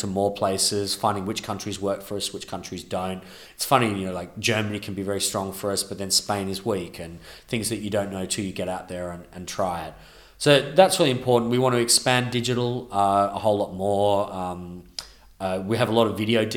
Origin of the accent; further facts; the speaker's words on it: Melbourne, Victoria, Australia; now in London, United Kingdom; my hometown of Melbourne